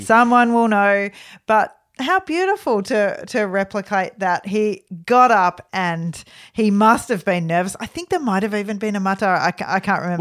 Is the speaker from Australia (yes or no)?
yes; Australia; So we're from Australia